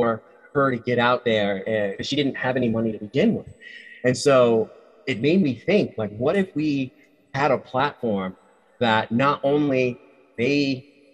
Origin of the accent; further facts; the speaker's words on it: Rhode Island, United States; moved away as an adult; also born or lived in Nevada; I was born and raised in Rhode Island.